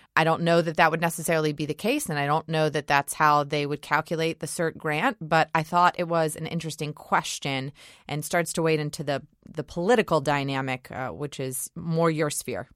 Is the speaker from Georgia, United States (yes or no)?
yes; Georgia, United States; my home state of Georgia